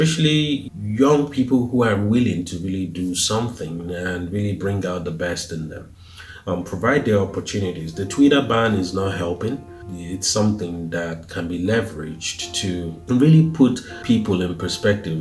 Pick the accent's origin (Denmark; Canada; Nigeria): Nigeria; moved away; Though I don't reside in Nigeria, I am Nigerian, I'm proudly Nigerian